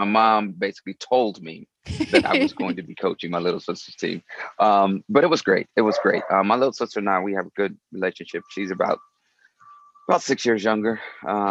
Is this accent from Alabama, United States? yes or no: yes; Huntsville, Alabama, United States; moved away as an adult; now in Los Angeles, United States; I grew up in Huntsville, Alabama, son of educators